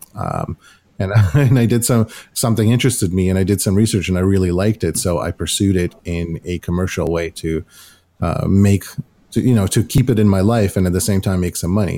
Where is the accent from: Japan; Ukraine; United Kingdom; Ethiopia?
Ukraine; now in Canada; growing up in Ukraine